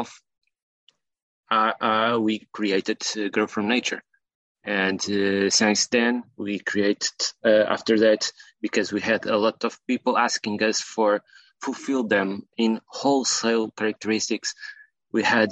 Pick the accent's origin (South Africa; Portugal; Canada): Portugal; I'm from Portugal